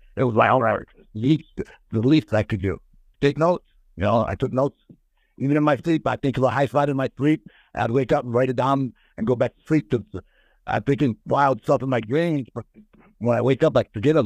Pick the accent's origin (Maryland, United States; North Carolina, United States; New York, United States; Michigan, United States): Michigan, United States; Lansing; I'm from Michigan, and the big town is Detroit